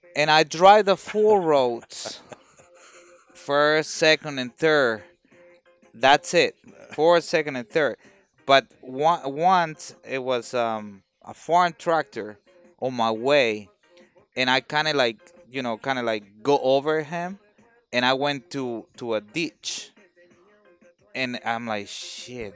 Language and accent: English; Mexico; now in United States; I'm in the United States, but I'm, I'm, I'm from Mexico